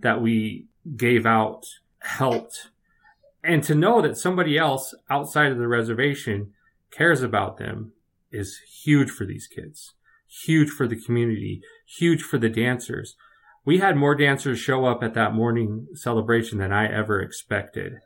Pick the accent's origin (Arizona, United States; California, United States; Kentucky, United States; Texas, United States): California, United States; Redwood City; moved away; I grew up in the Bay Area. I grew up in, uh, Redwood City, California.